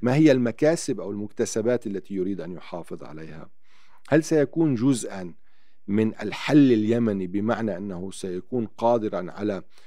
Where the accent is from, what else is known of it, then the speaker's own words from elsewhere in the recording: Naqoura, South Governorate, Lebanon; also born or lived in Tyre, Lebanon; أنا ابن، ابن جنوب لبنان